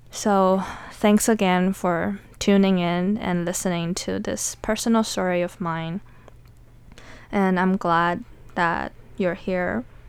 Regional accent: Taiwan; now in United States; Growing up as a Taiwanese or as an Asian in general

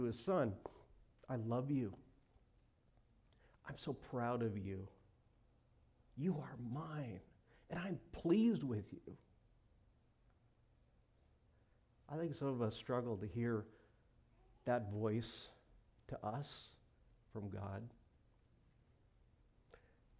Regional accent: Montana, United States; moved away; I grew up in Montana

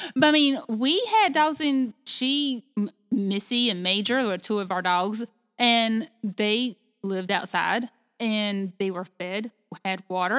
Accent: the South, United States; I was raised in the South

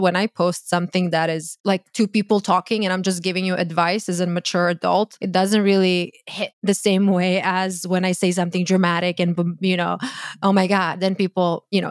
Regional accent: Croatia; English is a second language; moved away as an adult; now in United States; born and raised in Croatia. I moved to the U S when I was twenty-two.

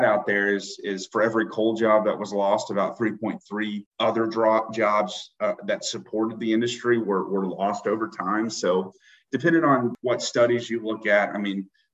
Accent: Eastern Kentucky region, United States; moved away as an adult; also born or lived in Atlanta; now in Pikeville, United States

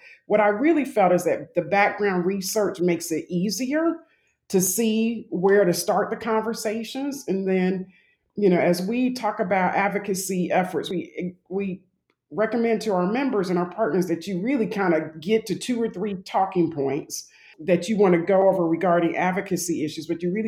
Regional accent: Jacksonville, Florida, United States; I'm originally from Jacksonville, Florida, and that's where most of my family lives.

